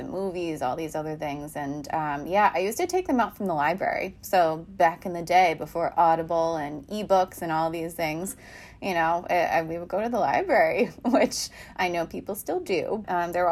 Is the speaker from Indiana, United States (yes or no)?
no; New York City, New York, United States; moved away as an adult; now in Boston, United States; I grew up in New York, in Queens